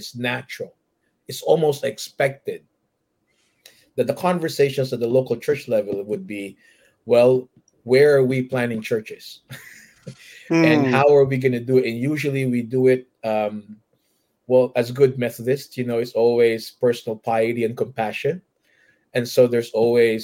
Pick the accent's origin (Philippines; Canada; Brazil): Philippines; Manila, Metro Manila; moved away as an adult; now in United States; I grew up in Manila, the capital